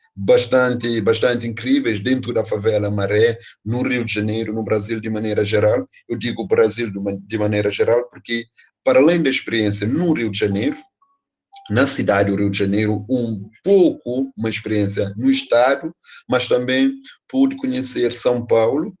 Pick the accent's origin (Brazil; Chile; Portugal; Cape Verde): Cape Verde; Praia, Santiago; particularmente da comunidade onde eu nasci, ah, que é Pensamento, que fica na cidade da Praia, um bairro periférico da capital do país, capital de Cabo Verde